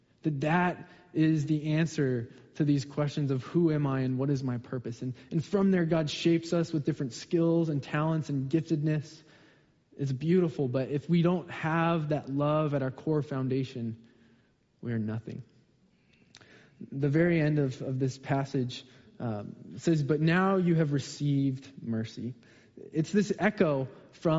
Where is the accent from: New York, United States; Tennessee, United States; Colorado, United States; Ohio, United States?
Colorado, United States; also born or lived in Southern California; now in Seattle area, United States; I grew up in Colorado